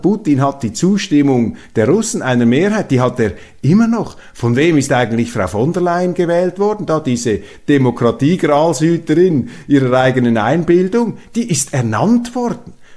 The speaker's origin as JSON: {"language": "German", "country": "Switzerland", "said": "Ich bin auch ein Europäer als Schweizer."}